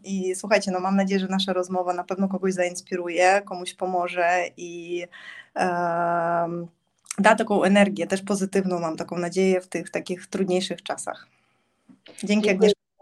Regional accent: Zaporizhzhia, Zaporizhzhia Oblast, Ukraine; Polish is a second language; moved away as an adult; also born or lived in Warsaw, Poland; now in Gdańsk, Poland; ja urodziłam się w Zaporożu, czyli to jest taki południowy wschód Ukrainy

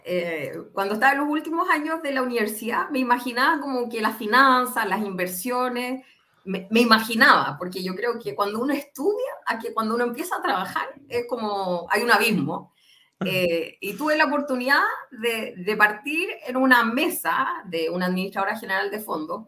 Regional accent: Concepción, Biobío, Chile; now in Santiago, Chile; soy de Concepción, pero vivo hace, no sé, 17 años en Santiago

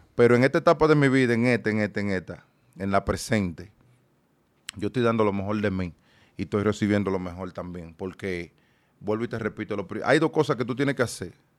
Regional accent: Dominican Republic; moved away; also born or lived in United States; yo soy dominicano neto, pero a la vez, yo soy ciudadano americano.

